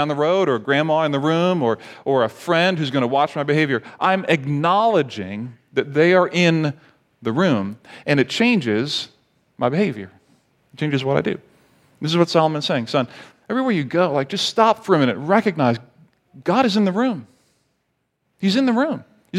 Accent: Barbados; And I grew up in the Caribbean in Barbados. Parents are missionaries.

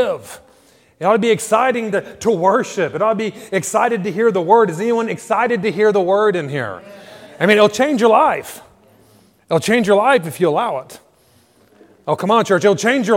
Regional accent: United States; moved away as an adult; now in Ireland; sports is what helped pay for my education or some of my education back in the U.S.

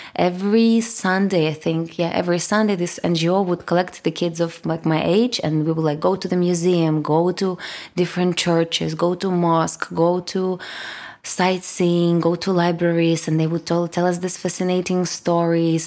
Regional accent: Kyiv, Ukraine; first language Russian; English is a second language; moved away as an adult; now in Lisbon, Portugal; I was born in Kyiv, in Ukraine, and I grew up on this, uh, you know, like, least popular bank of the River Dnipro, which goes in the center

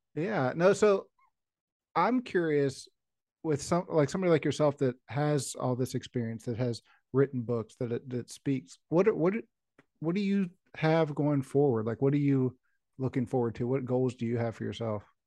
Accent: West Virginia, United States; I grew up in West Virginia

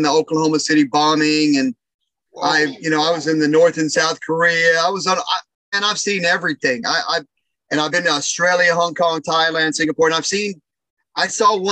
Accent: Nuevo Laredo, Tamaulipas, Mexico; now in Texas, United States; I was born in Texas, but I was raised in Mexico as a child. And I actually grew up in Nuevo Laredo, which is right across the border from Laredo, Texas

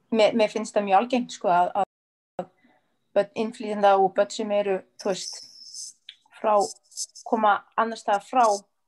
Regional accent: Paris, Île-de-France, France; now in Iceland; ég kem frá París

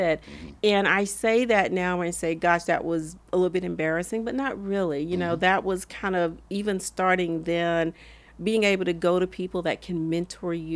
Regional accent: Camp Hill, Alabama, United States; accent: Southern; moved away; also born or lived in Midland, Texas / Long Beach; I grew up in a small town in rural Alabama, Camp Hill, Alabama

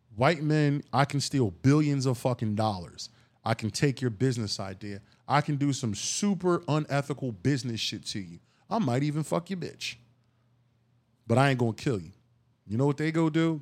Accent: Philadelphia, Pennsylvania, United States; I'm from Philly

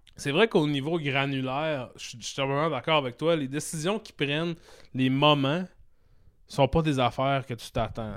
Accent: Saguenay, Quebec, Canada; je viens du Saguenay, mon frère aussi

